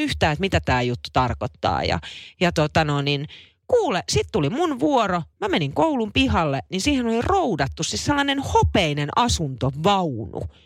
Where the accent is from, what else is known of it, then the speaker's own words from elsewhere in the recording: Naantali, Southwest Finland, Finland; also born or lived in Vantaa; kun mä muutin Naantalista Vantaalle, kun mä olin viidennellä luokalla. Mä ostin vuosi Vantaalle ja me muutettiin takaisin sit Naantaliin